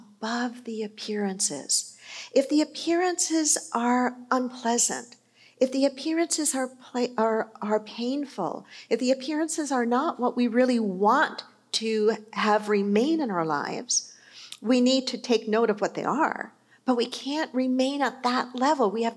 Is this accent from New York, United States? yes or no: yes; New York City, New York, United States; I was born in New York. I was born in Queens.